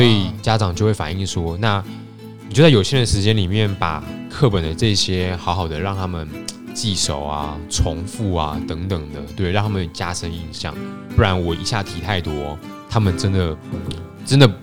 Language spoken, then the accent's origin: Chinese; Taiwan; moved away as an adult; now in Germany; 我小时候在上课的时候是很安静的